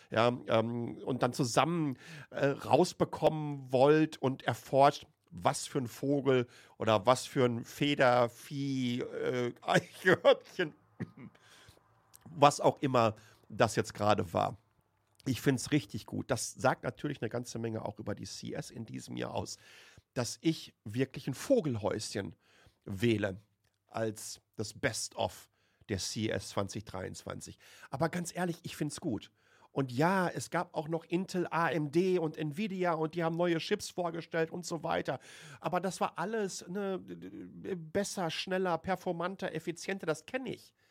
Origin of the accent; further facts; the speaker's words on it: Waltrop, North Rhine-Westphalia, Germany; Die Etemis AG ist ein Softwareunternehmen aus Lünen, das heißt direkt neben Waltrop, wo ich aufgewachsen bin, im Ruhrpott.